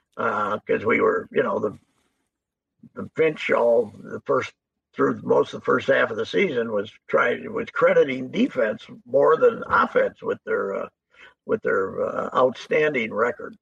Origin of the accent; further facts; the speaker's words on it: St. Paul, Minnesota, United States; I'm from St. Paul